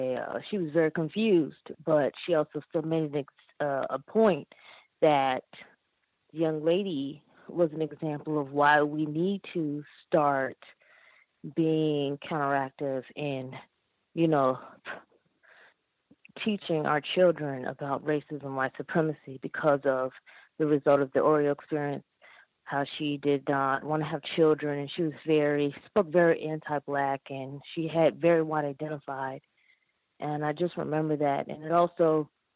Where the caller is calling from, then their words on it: North Carolina, United States; I am calling from North Carolina